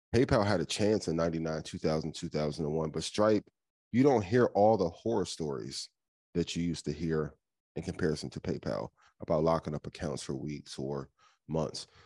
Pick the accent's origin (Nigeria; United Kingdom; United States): United States; Indiana; I'm from Indiana.